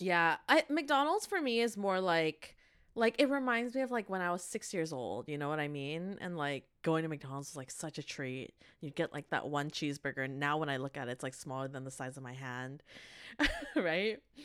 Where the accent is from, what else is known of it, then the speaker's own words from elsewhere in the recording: Canada; also born or lived in Korea; We are university graduates from Canada